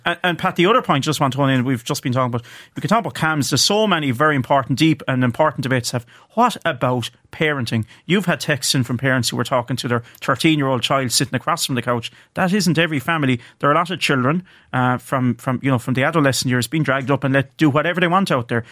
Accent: County Clare, Munster, Ireland; I'm from County Clare

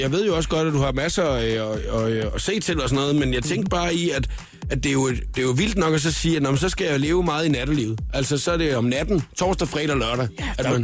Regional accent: Funen, Southern Denmark, Denmark; jeg er fra Fyn

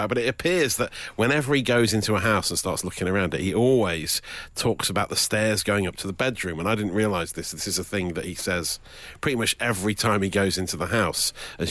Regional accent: Nottingham, East Midlands, United Kingdom; what they called it in Nottingham growing up

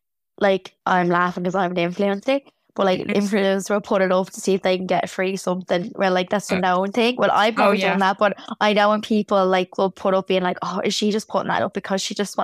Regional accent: Tallaght, Leinster, Ireland; Remember, I'm from Tala.

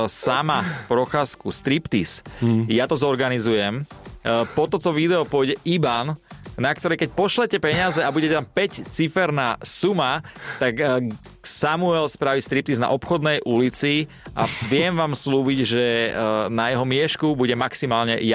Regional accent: eastern Slovakia, Slovakia; Ja som iba z východu

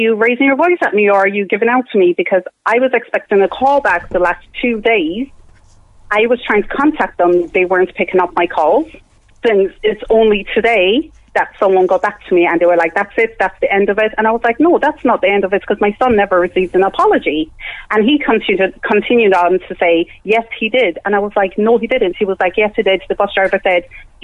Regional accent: Ireland; I grew up in Ireland. I've lived in Ireland, like, almost 20 years

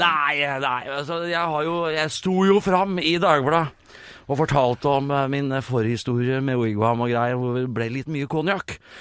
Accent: Sarpsborg, Østfold, Norway; Jeg er oppvokst i Sarpsborg.

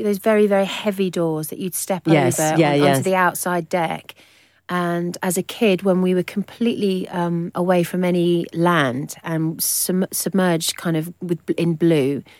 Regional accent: Hove, South East England, United Kingdom; I came from Brighton in a really modest little semi-detached house in Hove.

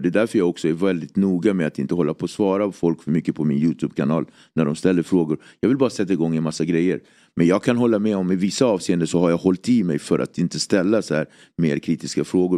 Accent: Nacka, Stockholm County, Sweden; also born or lived in Cape Verde; Jag är uppväxt i Nacka, en väldigt eh, idyllisk förort

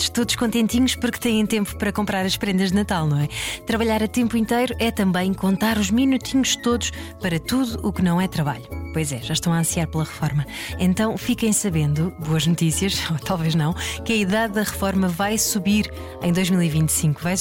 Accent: Porto, Norte, Portugal; now in Lisbon, Portugal; eu, falo por mim que vim do Porto e vim, fui ver para Lisboa

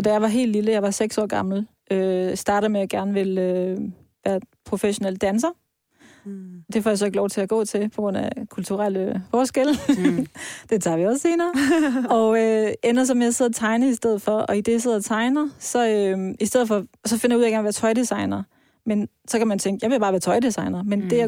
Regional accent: Vejle, Southern Denmark, Denmark; moved away; also born or lived in Iran; jeg er opvokset i Vejle, i Jylland

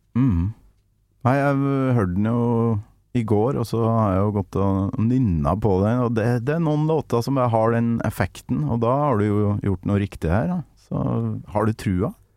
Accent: Trøndelag, Norway; der jeg kommer fra, oppe i Nord-Trøndelag

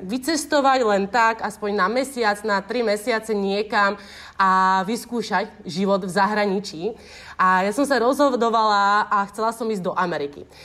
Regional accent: Slovakia; moved away as an adult; now in Bali, Indonesia; som zo Slovenska a nikdy som nevyrastala pri oceáne

